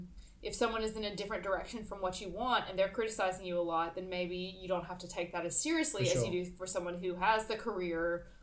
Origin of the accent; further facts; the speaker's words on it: South Carolina, United States; Yeah, I grew up in South Carolina.